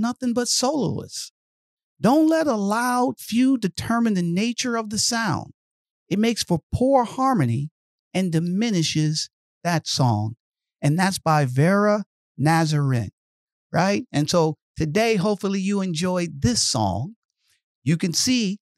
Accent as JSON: {"language": "English", "town": "Detroit", "region": "Michigan", "country": "United States", "tie": "born or raised there", "said": "I grew up in Detroit, Michigan"}